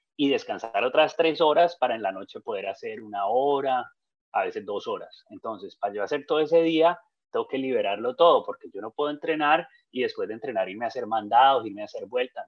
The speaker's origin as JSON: {"language": "Spanish", "country": "Colombia", "said": "yo como colombiano"}